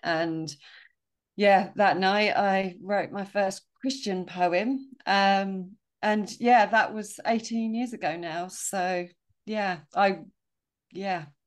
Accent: Sussex, South East England, United Kingdom; I grew up in Well, S-, Sussex, moved a few times.

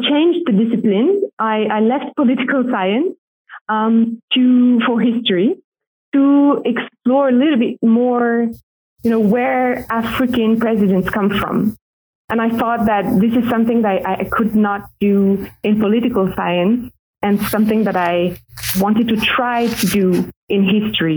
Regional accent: Paris, Île-de-France, France; I am French. I was born in Paris

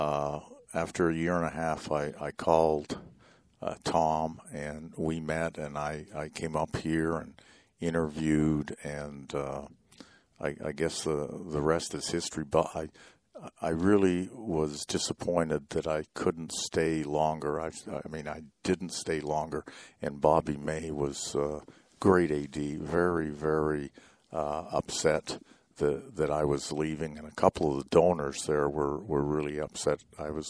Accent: Toronto, Ontario, Canada; moved away; also born or lived in Oklahoma / Houston; I grew up in Toronto, Canada

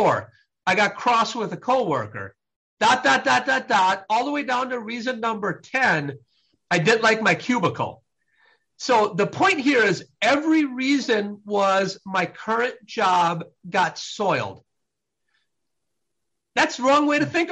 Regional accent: Midwest, United States; I was raised in the Midwest

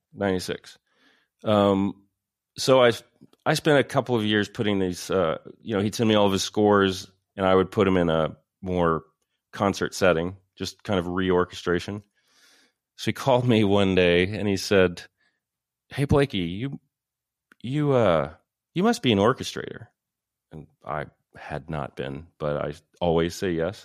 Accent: Paris, Texas, United States; moved away as an adult; I grew up in Paris, Texas

